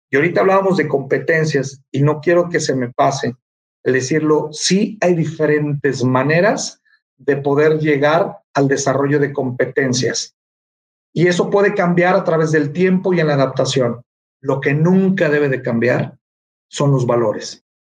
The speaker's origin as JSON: {"language": "Spanish", "country": "Mexico", "said": "somos grandes mexicanos"}